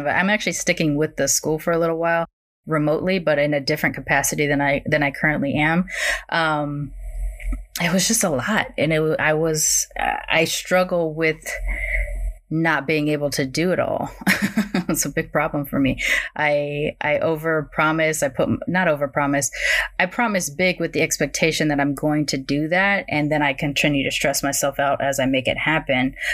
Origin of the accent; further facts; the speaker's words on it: California, United States; I grew up in Southern California, in which the way that I had learned the word meant California born Mexican um, to the people that I grew up around.